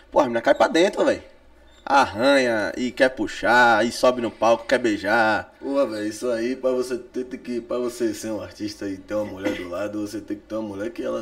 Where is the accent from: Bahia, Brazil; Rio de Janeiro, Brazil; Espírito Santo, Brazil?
Bahia, Brazil; Salvador; também sou de Cajazeiras